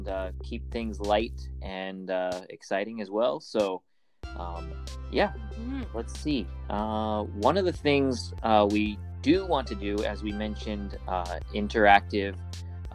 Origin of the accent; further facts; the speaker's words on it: Los Angeles, California, United States; moved away as an adult; now in Japan; I'm from Los Angeles, California. And yeah, I came to Japan about 7 years ago